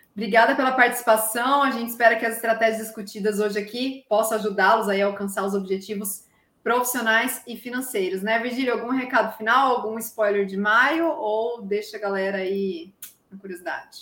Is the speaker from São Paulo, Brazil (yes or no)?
yes; interior of São Paulo, Brazil; accent: interior; now in São Carlos, Brazil; eu era do interior, zoavam meu sotaque